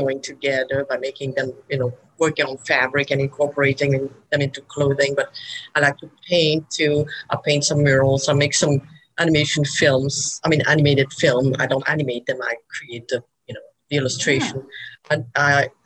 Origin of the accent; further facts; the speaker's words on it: Belgium; moved away as an adult; now in Birmingham, United States; I'm from Belgium. I came here about 25 years ago